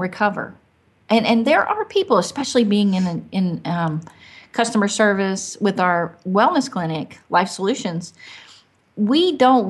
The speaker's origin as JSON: {"language": "English", "region": "Arkansas", "country": "United States", "also_born_or_lived": "Michigan", "moved": "yes", "said": "I'm from Arkansas"}